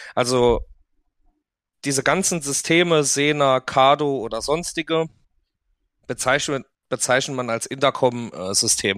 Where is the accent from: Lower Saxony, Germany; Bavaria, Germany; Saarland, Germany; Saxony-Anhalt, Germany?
Saarland, Germany; bei uns im Saarland sagt man rumgeschnust